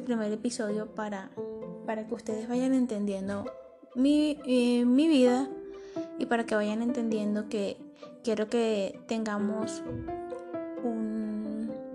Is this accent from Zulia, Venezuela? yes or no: yes; Maracaibo, Zulia, Venezuela; moved away as an adult; now in Medellín, Colombia; soy de Venezuela, Maracaibo, Estado Zulia